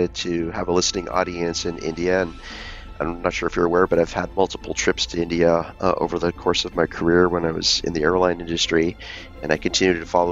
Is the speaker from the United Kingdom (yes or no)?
no; Vancouver, British Columbia, Canada; So I was born and raised in Vancouver, Canada